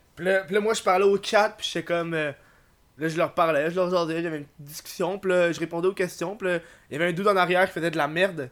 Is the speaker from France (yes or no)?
no; Montreal, Quebec, Canada; je suis de Montréal